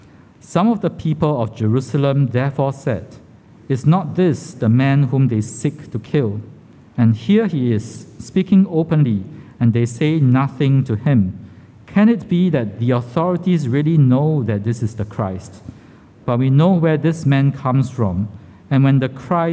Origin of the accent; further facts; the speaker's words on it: Singapore; I was born in Kandang Kerbau Hospital, KKH, the old name, right? My home address at that time was along Jalan Tiga Ratus. So I wasn't sure what it looked like because I moved when I was less than 2 years old